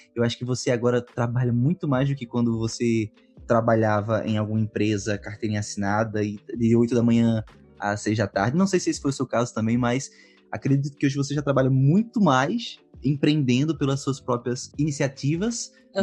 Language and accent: Portuguese; Pernambuco, Brazil; eu sou de Pernambuco.